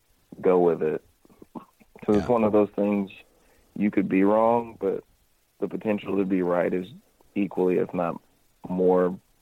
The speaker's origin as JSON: {"language": "English", "region": "Missouri", "country": "United States", "tie": "born or raised there", "also_born_or_lived": "Kentucky", "said": "I was born in Kentucky, grew up in Missouri, and, like, Kentucky's further in the south."}